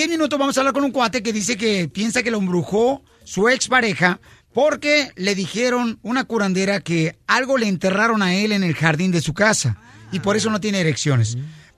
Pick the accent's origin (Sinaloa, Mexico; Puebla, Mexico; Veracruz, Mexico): Sinaloa, Mexico; Guasave; de Guasave, Sinaloa, señora.